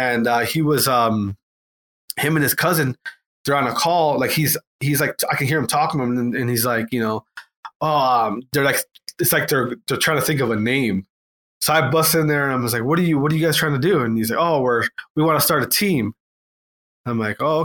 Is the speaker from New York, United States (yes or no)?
no; Wisconsin, United States; also born or lived in Atlanta; I'm from Wisconsin, so I just went, I went back home